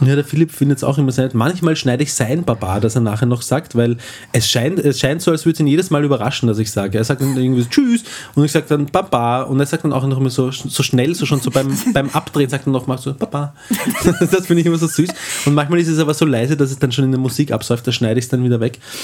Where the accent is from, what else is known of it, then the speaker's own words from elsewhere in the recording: Eastern Austria, Austria; es gibt sehr viel äh, äh, flaches Land auch in Österreich, gerade im Osten, wo wir herkommen